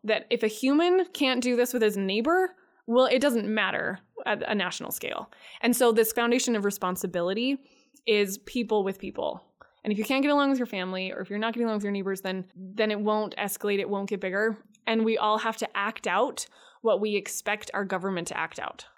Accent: Wyoming, United States; I grew up in Wyoming

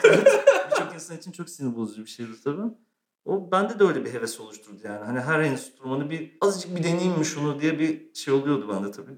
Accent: Istanbul, Turkey; also born or lived in Eskişehir; doğma büyüme İstanbulluyum zaten. Sadece üniversite için Eskişehir'e gitmiştim

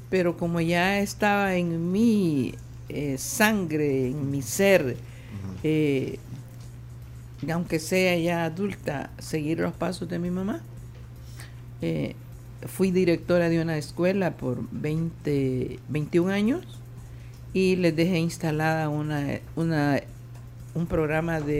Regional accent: Izalco, Sonsonate, El Salvador; Pero fuera de Santo Domingo, como por ejemplo en mi pueblo Izalco

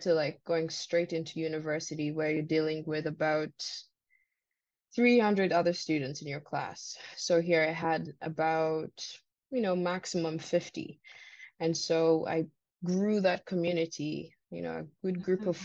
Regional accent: Uganda; moved away as an adult; also born or lived in Vancouver, Canada / Victoria, Canada; now in Canada; I came on my own from Uganda um, 2016 in um, August

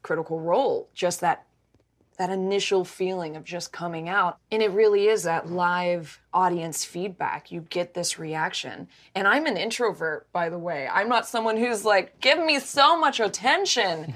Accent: Mount Washington, Kentucky, United States; I grew up in Kentucky

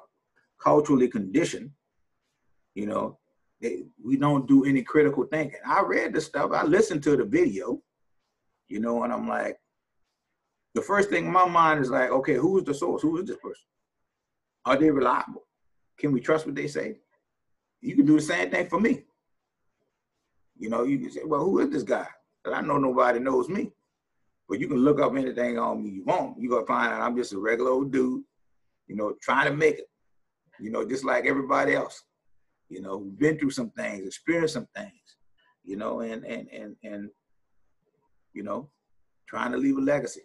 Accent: New Orleans, Louisiana, United States; I'm from New Orleans

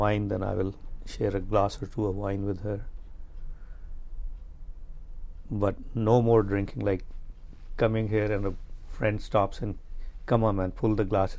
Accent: Los Angeles, California, United States; She said, where are you from? I said, I'm from Los Angeles.

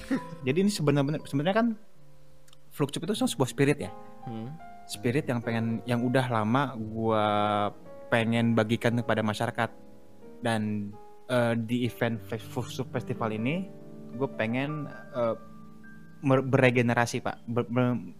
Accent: Java, Indonesia; gue juga orang Jawa loh

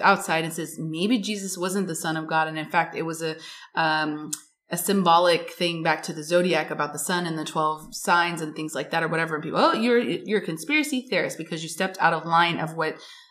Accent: United States; I'm an American

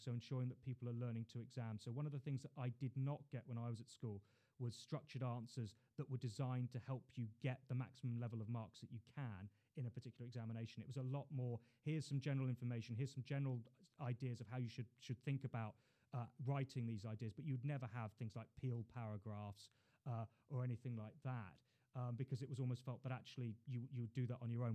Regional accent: London, United Kingdom; also born or lived in Hull / China; I was born in Queen Mary's Hospital. Uh, grew up in Putney

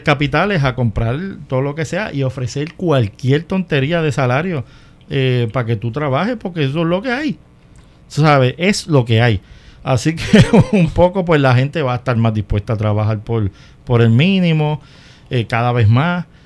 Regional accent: Puerto Rico; en mi país

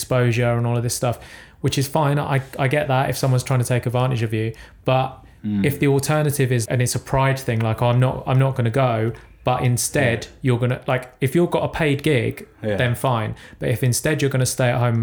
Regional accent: Croydon, London, United Kingdom

